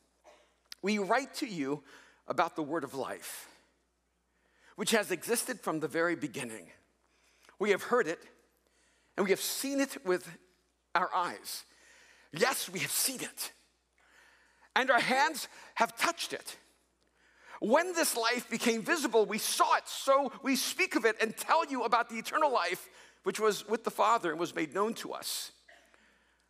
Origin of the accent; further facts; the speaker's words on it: El Salvador; also born or lived in Texas; now in United States; I immigrated here from El Salvador